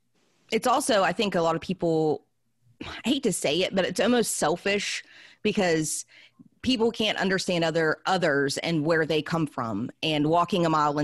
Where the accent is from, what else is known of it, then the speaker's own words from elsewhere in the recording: West Virginia, United States; Growing up in West Virginia, thankfully, I wasn't raised like that.